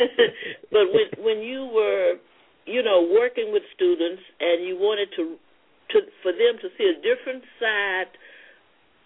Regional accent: Louisiana, United States; now in Queens, New York, United States; growing up in Louisiana

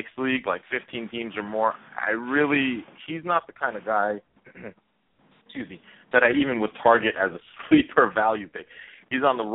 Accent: New York, United States; I'm from New York

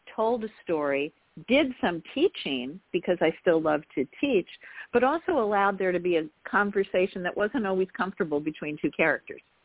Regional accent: Garden City, New York, United States; I grew up in Long Island, New York, in Garden City, outside of New York City

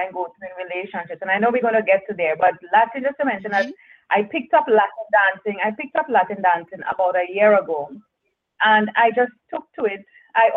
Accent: Trinidad & Tobago; moved away as an adult; now in Jamaica; I am originally born and bred in Trinidad and Tobago, which is another island in the Caribbean

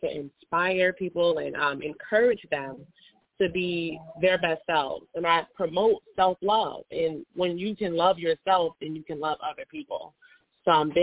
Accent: Chicago, Illinois, United States; I'm from Chicago, Illinois

